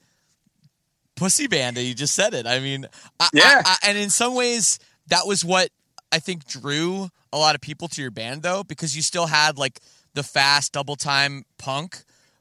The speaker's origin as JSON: {"language": "English", "country": "Canada", "said": "I'm from Canada, so I'm literally, you know, in a different country"}